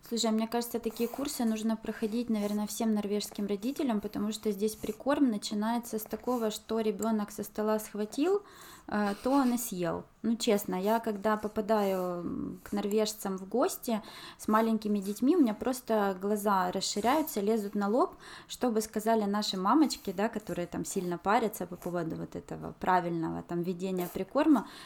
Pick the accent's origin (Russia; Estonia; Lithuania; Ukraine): Ukraine; also born or lived in China; now in Norway; у нас в Украине